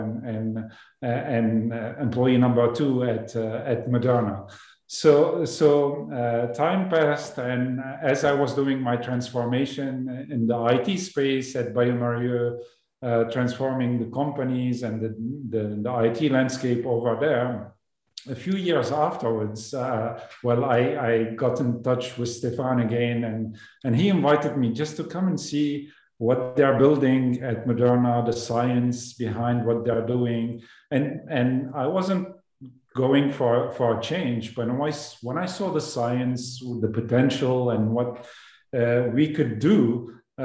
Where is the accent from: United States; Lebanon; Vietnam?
Lebanon; moved away as an adult; also born or lived in Toulouse, France; I came from Lebanon as an immigrant to France to do my study after high school